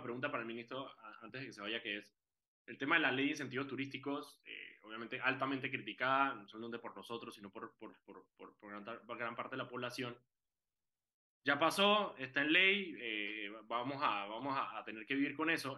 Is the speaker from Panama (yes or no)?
yes; Panama; uno como panameño que está en otro lado